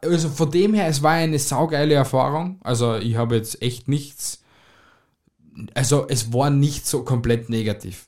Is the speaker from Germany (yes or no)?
no; Austria; bei uns in Österreich